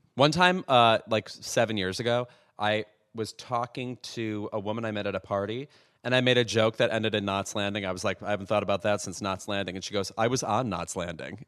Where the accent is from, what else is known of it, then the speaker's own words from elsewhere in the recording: Lemont, Illinois, United States; my hometown of Lamont, Illinois